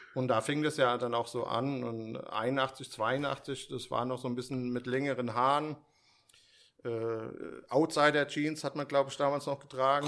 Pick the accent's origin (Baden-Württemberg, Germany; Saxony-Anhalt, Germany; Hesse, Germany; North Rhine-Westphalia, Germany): Hesse, Germany; Steinbach; also born or lived in Frankfurt; hier in Frankfurt geboren